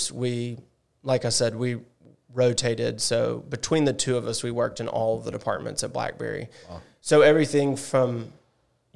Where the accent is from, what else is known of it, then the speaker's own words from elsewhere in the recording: Mobile, Alabama, United States; also born or lived in California / Tennessee; now in Fairhope, United States; I grew up in Mobile